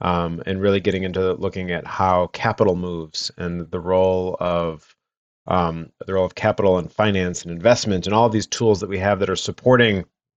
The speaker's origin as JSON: {"language": "English", "town": "Detroit", "region": "Michigan", "country": "United States", "tie": "born or raised there", "said": "So I grew up in Metro Detroit, not really involved in agriculture"}